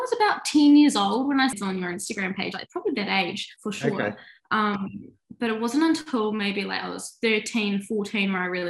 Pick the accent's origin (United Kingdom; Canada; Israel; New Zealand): New Zealand; moved away as an adult; also born or lived in United States; I'm 26, I'm from New Zealand